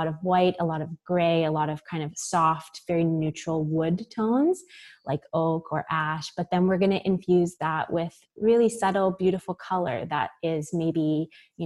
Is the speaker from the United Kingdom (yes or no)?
no; Victoria, British Columbia, Canada; now in Vancouver, Canada; I grew up in Victoria in British Columbia